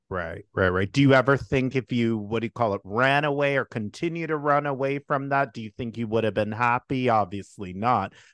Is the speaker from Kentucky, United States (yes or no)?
no; New York City, New York, United States; I'm from Brooklyn, New York.